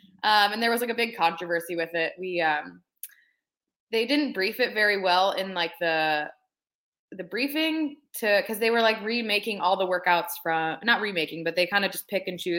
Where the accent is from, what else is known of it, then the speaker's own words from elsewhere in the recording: Hilliard, Ohio, United States; also born or lived in Youngstown, Ohio; I'm from Hilliard, which is like a suburb of Columbus.